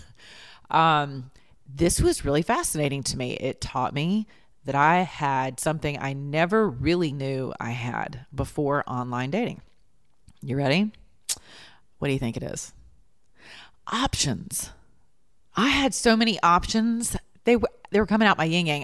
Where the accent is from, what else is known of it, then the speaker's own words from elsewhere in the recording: the South, United States; we're from the South